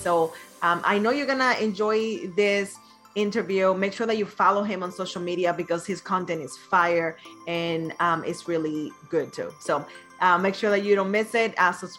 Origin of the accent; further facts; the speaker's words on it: Dominican Republic; I'm also Dominican